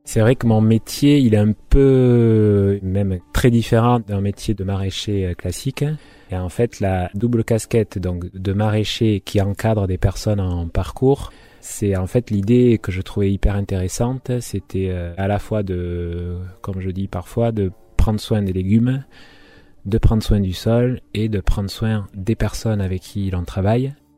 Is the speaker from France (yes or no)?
yes; Orthez, Nouvelle-Aquitaine, France; also born or lived in Paris / Basque Country; now in Hasparren, France; je suis natif du Béarn, d'Orthès